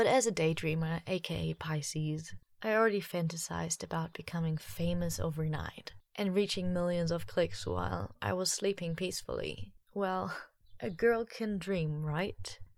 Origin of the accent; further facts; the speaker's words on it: Germany; accent: German; English is a second language; I do feel a little bit embarrassed when I watch the video nowadays because my German accent was for real pretty bad.